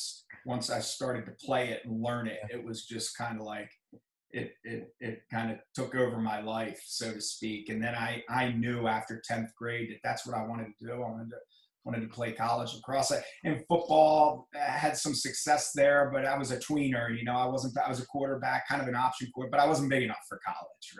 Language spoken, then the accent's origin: English; Reisterstown, Maryland, United States; I grew up in Reisterstown, Maryland